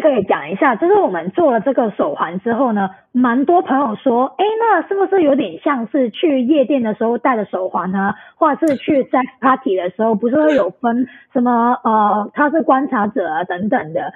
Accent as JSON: {"language": "Chinese", "country": "Hong Kong", "also_born_or_lived": "Taipei, Taiwan", "said": "那我是香港人"}